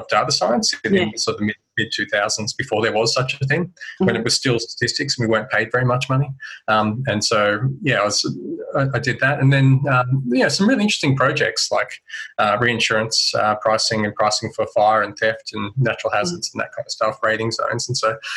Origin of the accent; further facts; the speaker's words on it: Central Coast, New South Wales, Australia; I grew up on the Central Coast, New South Wales